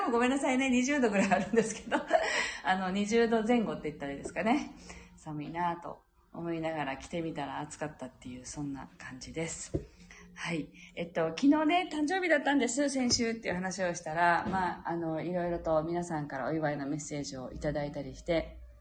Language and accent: Japanese; Japan; 私たちが日本人であるこの地に生まれた